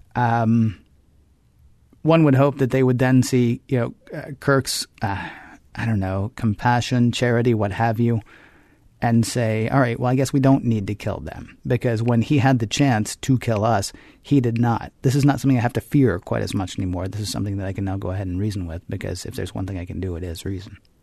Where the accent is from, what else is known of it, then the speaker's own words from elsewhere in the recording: the South, United States; growing up in the South as a kid